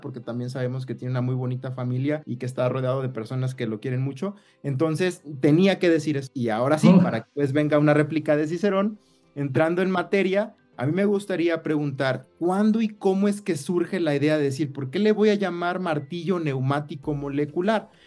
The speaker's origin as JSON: {"language": "Spanish", "town": "Lázaro Cárdenas", "region": "Michoacán", "country": "Mexico", "tie": "born or raised there", "said": "igual soy de Lázaro Cárdenas, estudiamos eh, juntos en, el CCT"}